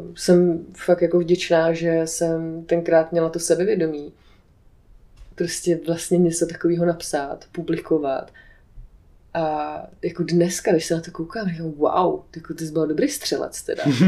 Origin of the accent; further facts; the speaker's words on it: Aš, Karlovy Vary Region, Czechia; moved away; Já jsem původně z Aše